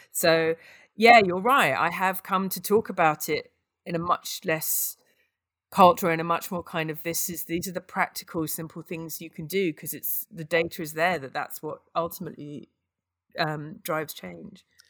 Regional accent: United Kingdom; I'm British

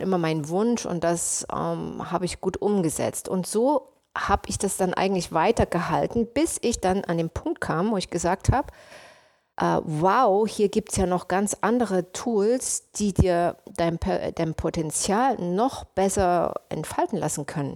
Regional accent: Leipzig, Saxony, Germany; moved away as an adult; also born or lived in United States; ich komme aus Leipzig und gehöre auch zu der Generation, wo die Mauer noch da stand

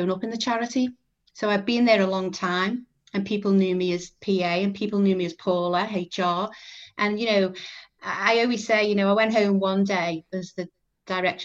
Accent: Liverpool, North West England, United Kingdom; Born, bred, still live in Liverpool. Don't know whether you can tell that from my accent

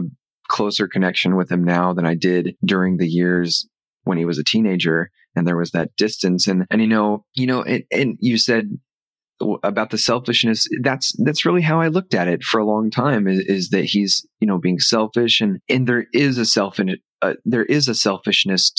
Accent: Arkansas, United States; now in Los Angeles, United States; We grew up in Arkansas

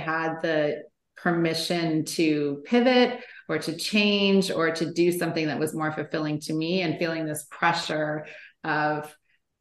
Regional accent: Canada; moved away as an adult; now in California, United States; I am originally from Canada, but I had moved to California with my husband

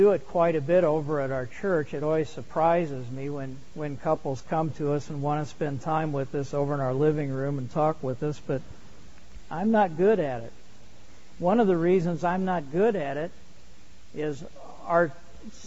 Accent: Indiana, United States; I grew up in Indiana

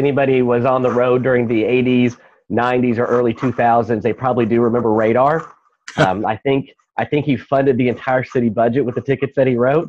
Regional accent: East Texas, United States; also born or lived in Houston; now in Austin, United States; I'm originally from East Texas.

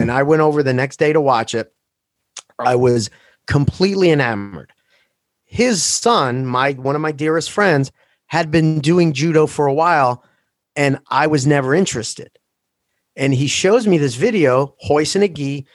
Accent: Philadelphia, Pennsylvania, United States; also born or lived in Maple Shade, New Jersey; Seventeenth and Morris in South Philadelphia

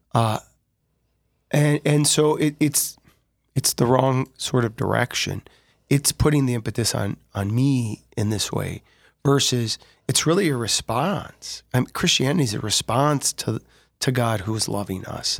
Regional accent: Sioux Falls, South Dakota, United States; also born or lived in Larchwood, Iowa / Dell Rapids, South Dakota; born and raised in Sioux Falls, but we lived in Larchwood, Iowa for just a few moments.

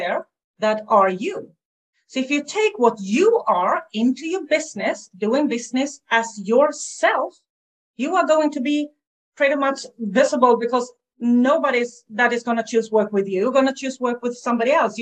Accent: Sweden; English is a second language; I'm from Sweden

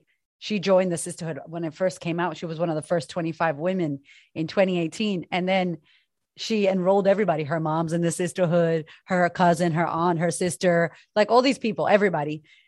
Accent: California, United States; I don't speak Spanish. I'm Mexican, but I'm from California.

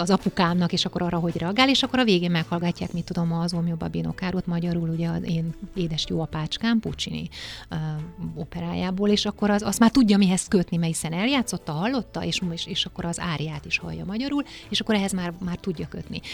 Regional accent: Székely Land, Romania; moved away as an adult; now in Budapest, Hungary; azt a székelyföldet, amiben én felnőttem

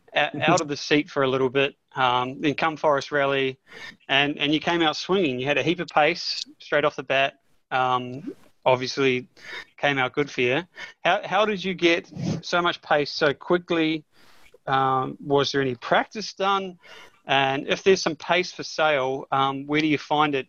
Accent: New Zealand; I'm a Kiwi

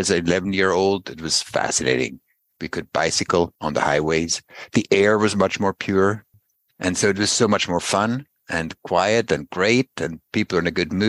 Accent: Basel, Basel-Stadt, Switzerland; I grew up in Basel

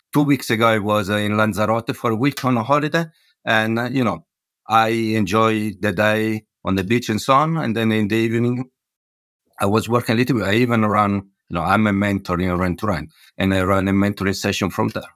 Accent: Milan, Lombardy, Italy; moved away as an adult; also born or lived in Hamburg / London; now in Bristol, United Kingdom; Milano, where I come from

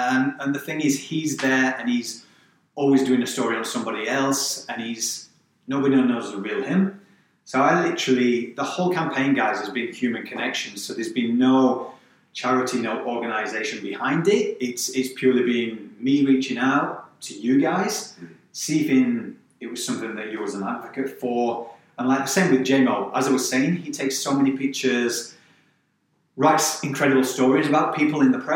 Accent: Barnsley, Yorkshire and the Humber, United Kingdom; born or raised there; moved away

